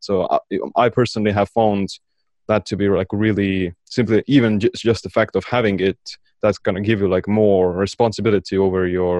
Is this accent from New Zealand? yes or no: no; Estonia; Yeah, I am from the cold, wintry regions of Estonia, calling in from at the moment.